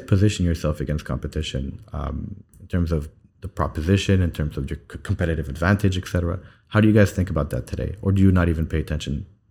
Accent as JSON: {"language": "English", "country": "Saudi Arabia", "tie": "born or raised there", "moved": "yes", "lives_now": "United Arab Emirates", "said": "I spent most of my time growing up in, in, in, in Saudi, and now I'm back in the U A E."}